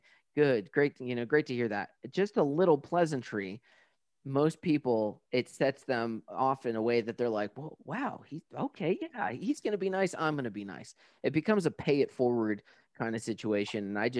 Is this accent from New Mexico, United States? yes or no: yes; New Mexico, United States; I'm from New Mexico. We don't do anything because it melts in an hour.